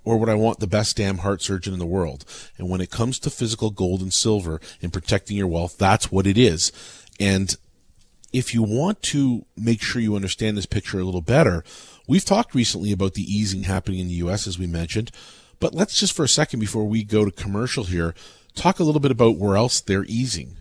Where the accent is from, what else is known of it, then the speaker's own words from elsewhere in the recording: Canada; as a Canadian